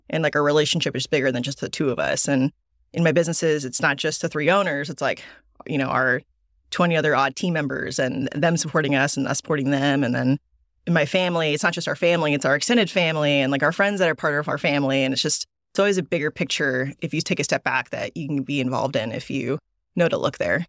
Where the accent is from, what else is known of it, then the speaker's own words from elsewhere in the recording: Dallas, Texas, United States; also born or lived in Korea / Seoul; I grew up in Dallas since, like, two thousand